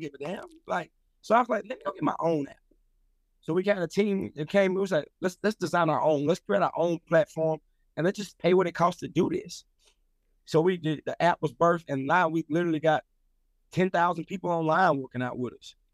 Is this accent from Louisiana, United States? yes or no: yes; Louisiana, United States; now in Atlanta, United States; I'm from Louisiana